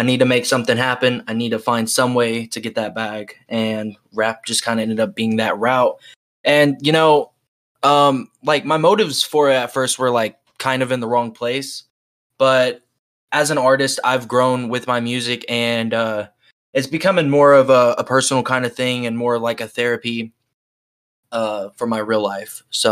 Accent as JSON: {"language": "English", "region": "Oklahoma", "country": "United States", "said": "I'm from Oklahoma"}